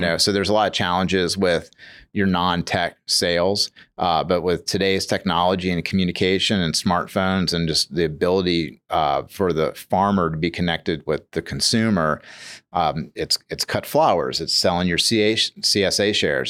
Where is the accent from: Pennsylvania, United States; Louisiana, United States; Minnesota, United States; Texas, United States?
Louisiana, United States; New Orleans; also born or lived in Metairie; I grew up in Metairie and, and, and New Orleans, you know, so I'm not like a New York City kid, but I'm like a New Orleans kid